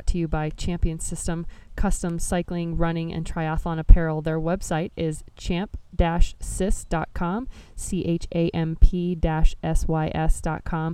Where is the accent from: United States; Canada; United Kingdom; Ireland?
United States; Nebraska; my home state of Nebraska